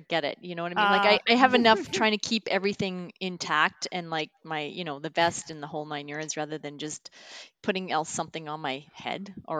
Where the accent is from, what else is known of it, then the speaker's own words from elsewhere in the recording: Canada; I'm from Canada.